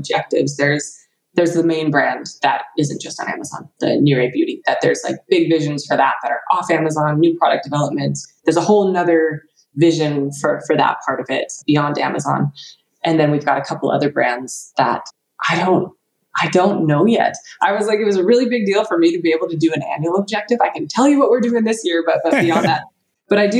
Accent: United States; moved away as an adult; now in United Kingdom; I'm American

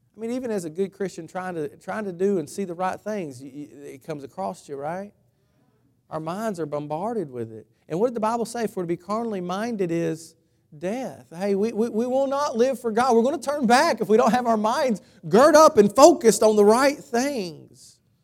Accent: United States; I'm, I'm American, patriotic

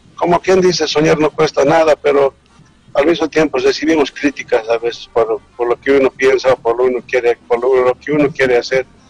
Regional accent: Bolivia; somos ñeques

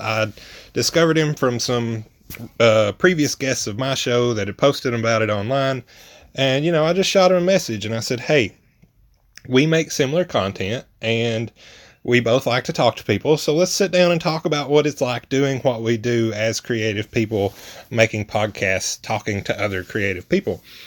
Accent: Hancock County, Tennessee, United States; moved away as an adult; now in Knoxville, United States; I'm from Hancock County to Knox County

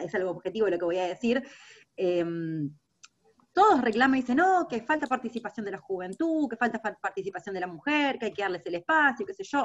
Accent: Buenos Aires, Argentina; como porteña

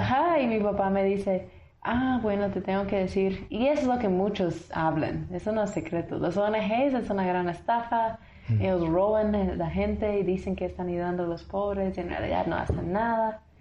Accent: Tennessee, United States; Spanish is a second language; moved away as an adult; now in Guatemala; soy de un pueblo, Uruguay, Tennessee

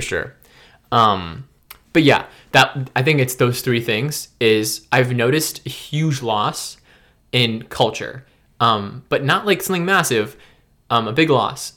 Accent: Maryland, United States; also born or lived in Memphis, Tennessee; I've, I've gr, I've grown up for most of my life in Maryland.

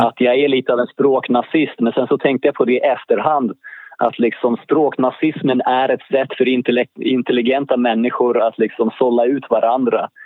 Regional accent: Stockholm, Stockholm County, Sweden; Jag är född i Stockholm, Allmänna BB, som låg i närheten av Gärdet

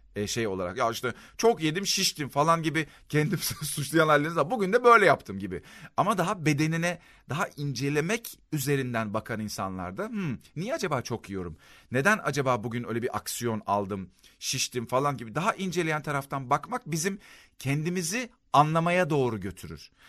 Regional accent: Adapazarı, Sakarya, Turkey; Mesela ben Adapazarı'ndayım, memleketim burası

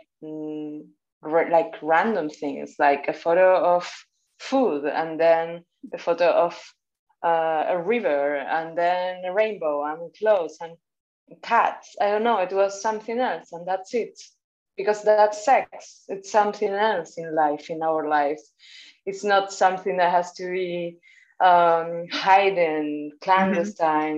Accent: Buenos Aires, Argentina; now in Barcelona, Spain; I am from Argentina, but based in Barcelona.

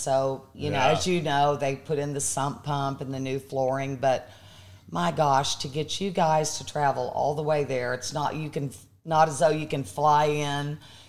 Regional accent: Pawnee, Oklahoma, United States; born or raised there; moved away

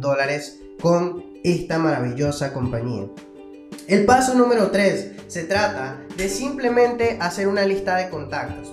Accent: Venezuela; now in Peru; yo soy venezolano, vivo en Perú

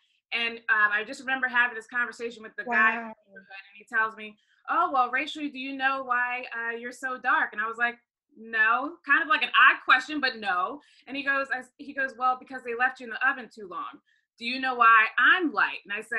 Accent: Baltimore, Maryland, United States; I'm originally from Baltimore, Maryland, and my mom is from Trinidad, my dad is from Ghana.

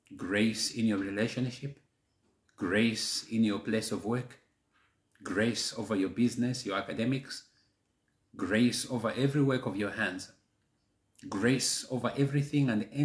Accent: Malawi; first language Chichewa; English is a second language; my native language, Chichewa, Malawi

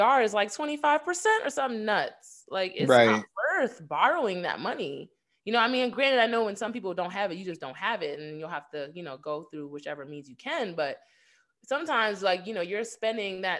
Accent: New York, United States; growing up in New York

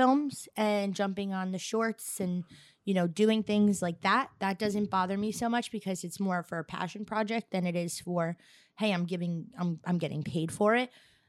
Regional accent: Staten Island, New York, United States; I'm an Irish girl Staten Island with a little bit of Italian sprinkled in.

